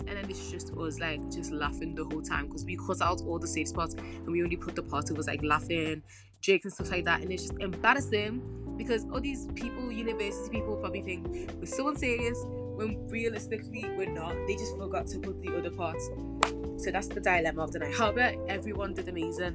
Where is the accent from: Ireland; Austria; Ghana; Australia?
Ghana; I'm from Ghana. I gotta represent my country